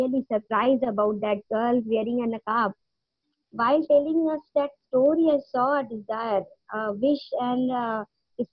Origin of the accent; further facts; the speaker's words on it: Jamshedpur, Jharkhand, India; now in Chennai, India; Living in Chennai, India. Basically, born and brought up in Jamshedpur, Jharkhand, north side of India.